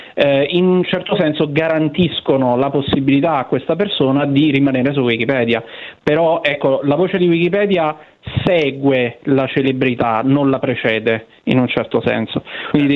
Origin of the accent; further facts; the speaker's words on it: Benevento, Campania, Italy; di essere nato a Benevento, patria San, dei Sanniti